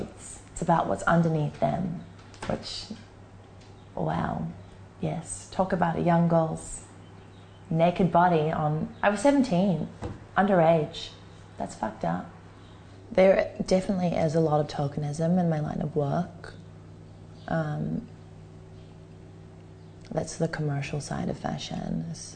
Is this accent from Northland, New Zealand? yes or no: no; Auckland, New Zealand; I'm 21 years old and I'm from Auckland, New Zealand